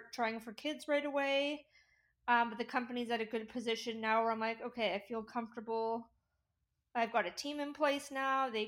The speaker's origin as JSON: {"language": "English", "town": "Whitby", "region": "Ontario", "country": "Canada", "moved": "yes", "lives_now": "Vancouver, Canada", "said": "I am originally from Whitby, Ontario. So it's about 30 to 45 minutes east of Toronto."}